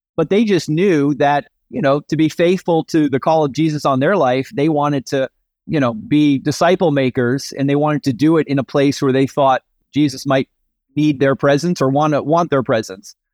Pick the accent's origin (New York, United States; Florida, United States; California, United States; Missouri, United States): New York, United States; suburbs of New York City, United States; I grew up in the Northeast, the suburbs of New York City. From you know birth to high school graduation was up there.